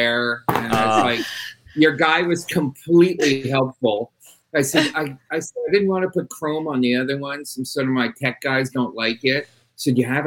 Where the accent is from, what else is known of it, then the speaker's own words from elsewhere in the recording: Quebec, Canada; also born or lived in Montreal; I did not grow up in Compton. I grew up in French Canada.